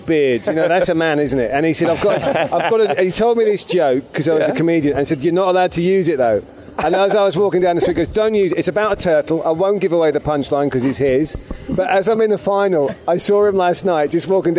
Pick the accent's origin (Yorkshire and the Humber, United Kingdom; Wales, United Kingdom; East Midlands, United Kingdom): Yorkshire and the Humber, United Kingdom; Leeds; now in London, United Kingdom; I grew up in Leeds in the northern part of England. And then I moved gradually south as my life improved. Got all the way to London.